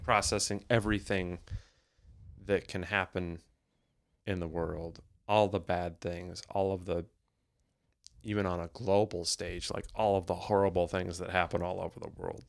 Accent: United States; I grew up in the States

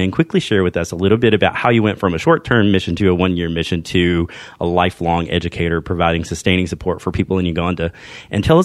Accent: Tennessee, United States; also born or lived in Crossville, Tennessee; I'm from Tennessee

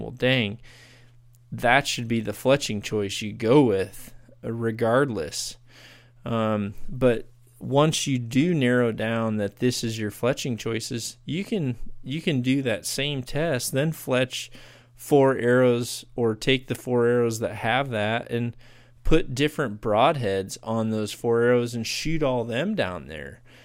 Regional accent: United States; here in my, in my home country

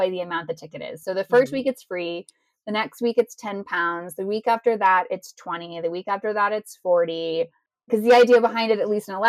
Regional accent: Texas, United States; now in Ohio, United States; I was born and raised in Texas

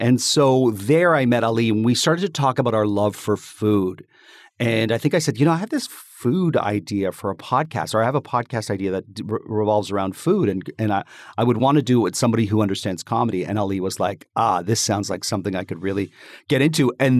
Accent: Toronto, Ontario, Canada; Well, I was born in Toronto.

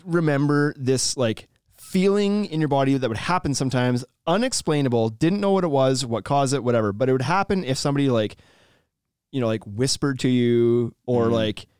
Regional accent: Canada; We're from Canada. Everything's just big and spread out here and stuff.

